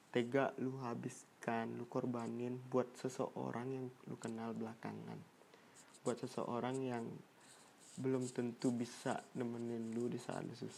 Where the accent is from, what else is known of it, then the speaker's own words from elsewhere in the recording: Padang, West Sumatra, Indonesia; Indonesian is a second language; oh ya btw gue nih orang Padang ya sorry kalau bahasa Indonesia gue kurang lancar kurang baik ya gue balik ke, ke Padang